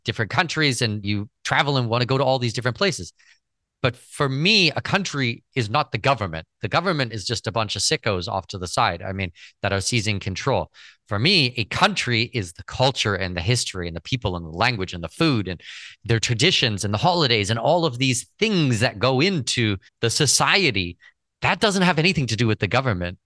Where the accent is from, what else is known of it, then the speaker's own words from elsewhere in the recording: Canada; I'm Canadian citizen